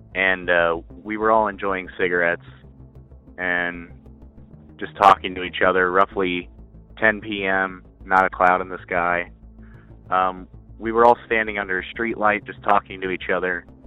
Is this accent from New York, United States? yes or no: no; Kansas City, Missouri, United States; I'm from Missouri, in the uh, Kansas City area